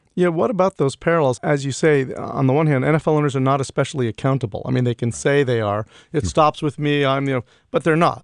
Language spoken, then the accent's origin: English; New York, United States; growing up in New York